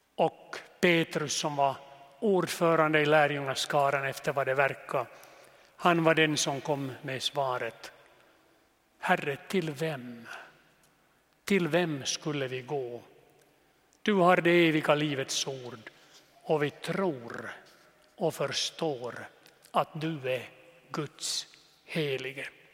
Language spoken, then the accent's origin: Swedish; Jeppo, Ostrobothnia, Finland; also born or lived in Nykarleby / Vörå; Jag är född i Jeppo, gick i seminariet i Nykarleby